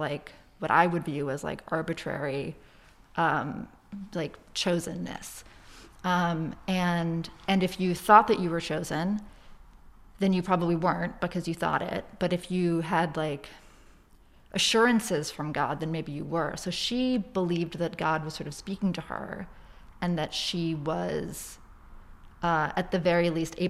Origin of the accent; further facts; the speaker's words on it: Boston, Massachusetts, United States; I am from Boston